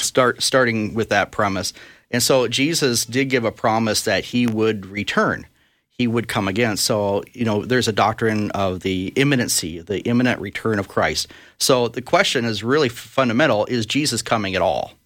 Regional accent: Brainerd, Minnesota, United States; I was born in Brainerd, Minnesota, and, uh, lived there actually most of my years, went to high school there

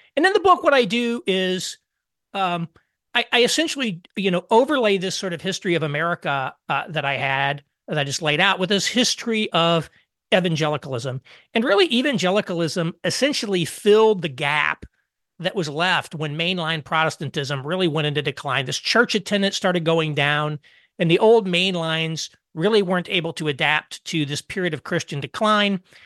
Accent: southern Indiana, United States; also born or lived in Detroit / Chicago / New York City; now in Indianapolis, United States; I grew up about four miles outside of a six, uh, town of sixty-four people in southern Indiana

